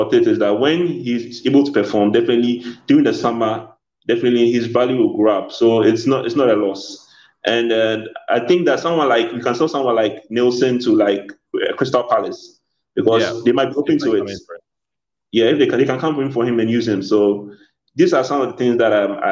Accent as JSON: {"language": "English", "country": "Ghana", "said": "I'm a Ghanaian"}